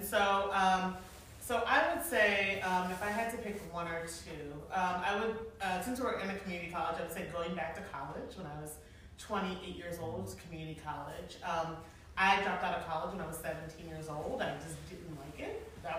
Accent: Philadelphia, Pennsylvania, United States; I'm also from Philadelphia, so I don't even need my phone.

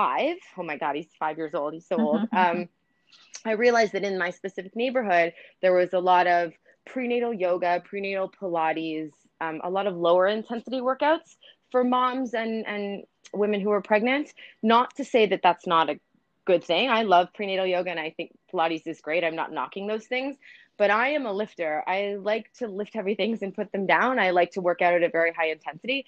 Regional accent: Canada; also born or lived in New York; I'm Canadian. I live in Toronto now

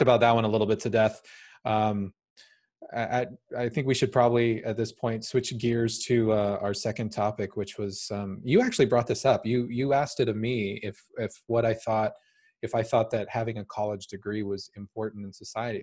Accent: United States; I'm American

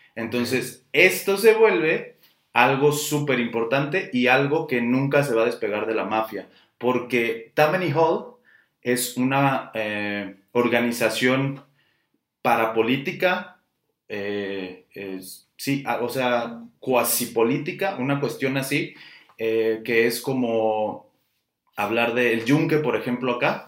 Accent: Guadalajara, Jalisco, Mexico; los que somos tapatíos

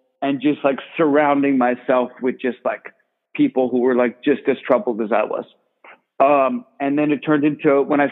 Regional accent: Millburn, New Jersey, United States; I grew up in North Jersey, Millburn, New Jersey

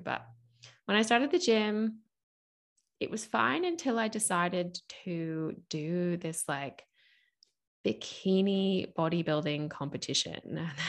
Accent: United States; accent: mixed; now in Australia; I still live in Australia, and I was finishing my final year of school in Australia. I'm actually American, so you can probably hear my accents a little bit mixed as I talk.

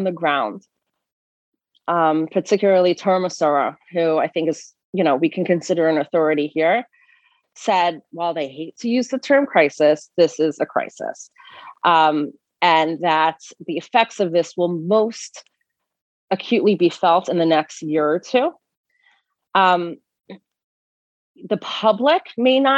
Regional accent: Atlanta, Georgia, United States; moved away; I grew up in Atlanta, Georgia

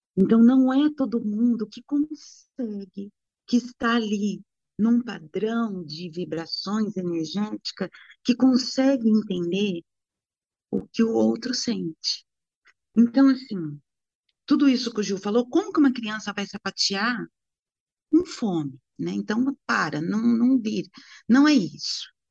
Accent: Brazil; eu sou brasileira

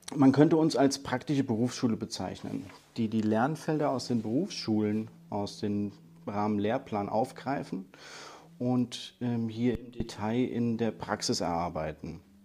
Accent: Hesse, Germany; als Hesse

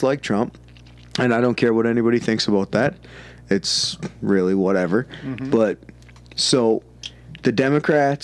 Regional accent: Canada; I'm fucking Canadian

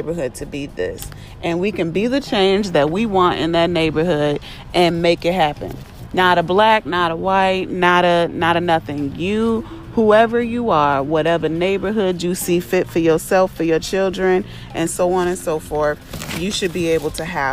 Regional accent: Carpentersville, Illinois, United States; I was raised in Carpentersville, Illinois

